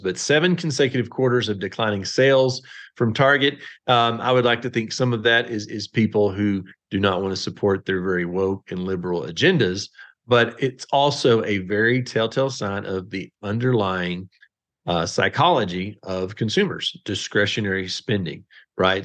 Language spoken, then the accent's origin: English; Texas, United States; I'm from Texas